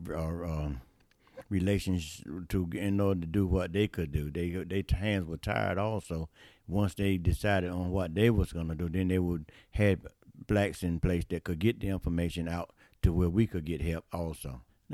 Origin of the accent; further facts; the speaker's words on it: New Bern, North Carolina, United States; also born or lived in Trenton, North Carolina; I'm from New Bern, North Carolina, community called Jonestown